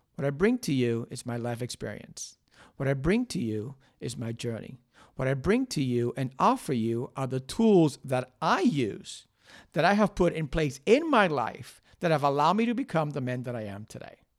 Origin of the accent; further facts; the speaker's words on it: Cuba; also born or lived in Miami, United States; now in United States; I was born in Cuba. There was a lot of shit going on in my childhood. Then I came to the United States. I went to Miami